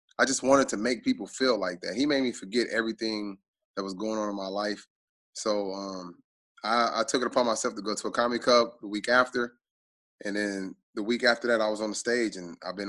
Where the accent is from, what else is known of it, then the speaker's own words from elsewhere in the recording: Tulsa, Oklahoma, United States; I have a huge following in Tulsa, where I'm from